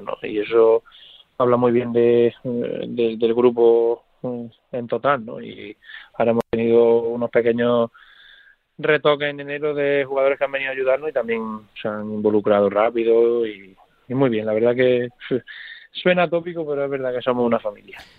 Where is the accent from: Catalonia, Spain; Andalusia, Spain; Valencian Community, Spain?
Andalusia, Spain; Córdoba; moved away; Córdoba es el equipo donde, donde crecí, el equipo de, de mi tierra